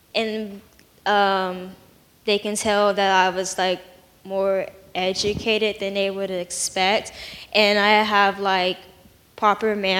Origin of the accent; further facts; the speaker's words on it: Stockton, California, United States; moved away as an adult; now in Fresno, United States; I'm from Stockton, California